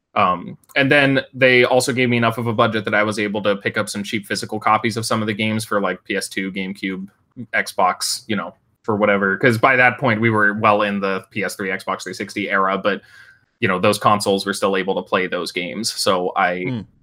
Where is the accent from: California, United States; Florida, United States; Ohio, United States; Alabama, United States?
California, United States; Northern; I went back to my hometown um, in Northern California